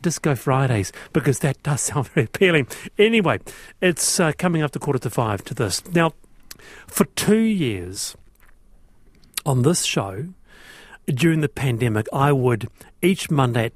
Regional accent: Auckland, New Zealand; my hometown, part of Auckland, my hometown, Manurewa.

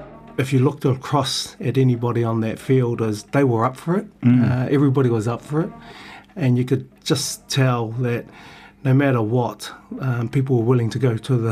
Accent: New Zealand; Being born and bred in New Zealand, you're brought up around New Zealand culture. Obviously, my parents are Samoan, so we had a lot of Samoan influence growing up.

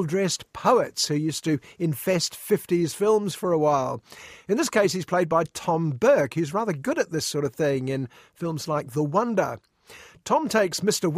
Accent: Guildford, South East England, United Kingdom; someone who arrived in Guildford, Surrey at the age of 5

